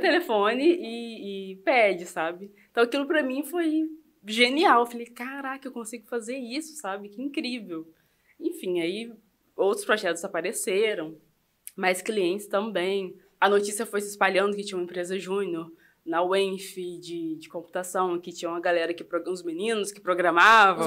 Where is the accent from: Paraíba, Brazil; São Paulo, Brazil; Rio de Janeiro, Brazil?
Rio de Janeiro, Brazil; Itaperuna; moved away as an adult; also born or lived in Campos dos Goytacazes; now in Cabo Frio, Brazil; Nascida e criada em Itaperuna, fui para Campos nessa época